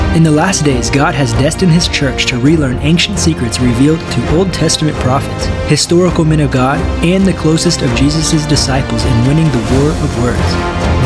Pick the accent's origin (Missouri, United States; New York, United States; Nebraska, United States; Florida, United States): Missouri, United States; Northwest; now in Sao Paulo, Brazil; I grew up in Missouri, in Northwest Missouri